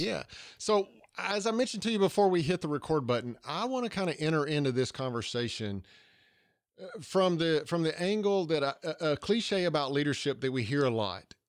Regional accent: Georgia, United States; accent: Southern

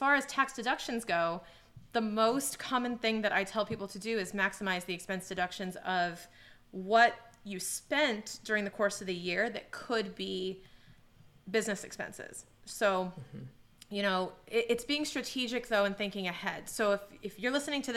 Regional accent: Boston, Massachusetts, United States; as a Bostonian

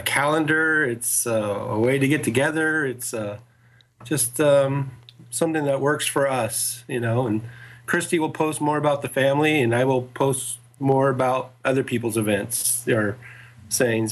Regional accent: California, United States; also born or lived in northern Kentucky; now in Dallas, United States; being so far from home, I'm originally from California

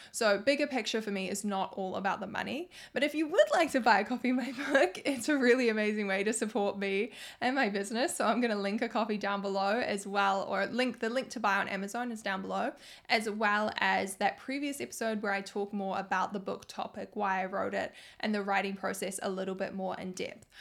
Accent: New Zealand; I'm from New Zealand

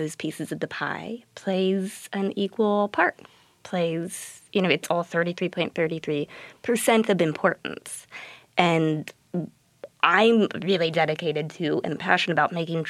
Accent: California, United States; moved away as an adult; now in St. Louis, United States; So we're both from California.

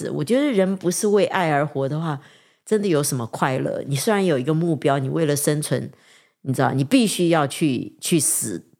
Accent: China; 人不为己，天诛地

